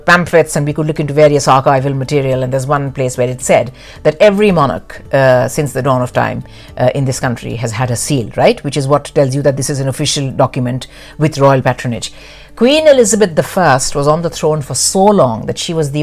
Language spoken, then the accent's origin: English; Delhi, India; moved away; also born or lived in Madhya Pradesh; as a kid, when we grew up in Delhi